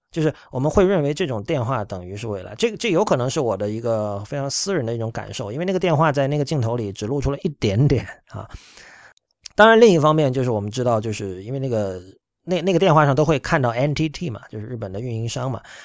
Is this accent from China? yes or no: yes; Shenzhen, Guangdong, China; moved away; 我在深圳长大